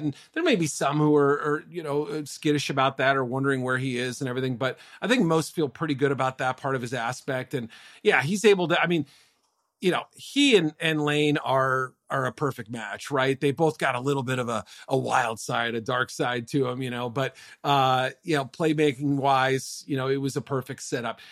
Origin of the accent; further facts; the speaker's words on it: Andover, Massachusetts, United States; Andover, Mass, my hometown